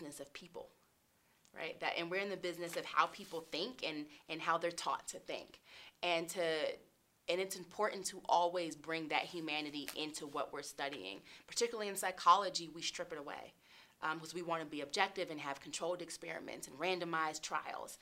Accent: Charlotte, North Carolina, United States; moved away as an adult; now in Colorado Springs, United States; I'm from Charlotte, North Carolina.

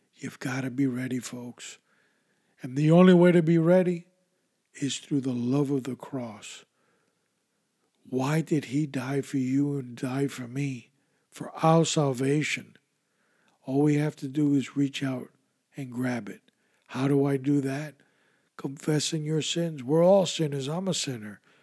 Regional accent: New York, United States; as a kid growing up in New York, in the 70s

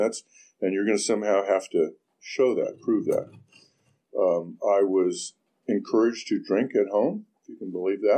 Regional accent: Orinda, California, United States; I grew up in Orinda, child of the 60s

